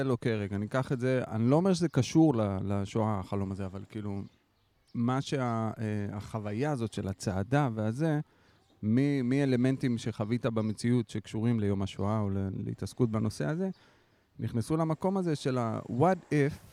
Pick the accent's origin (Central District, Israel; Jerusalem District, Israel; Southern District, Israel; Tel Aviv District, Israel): Central District, Israel; Lod; גדלתי בלוד